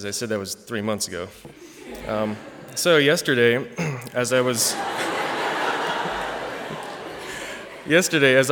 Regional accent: East Lansing, Michigan, United States; I grew up in East Lansing, Michigan, although my parents are from Canada and Hong Kong

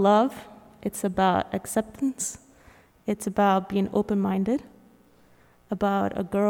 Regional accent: Honduras; So I'm from Honduras.

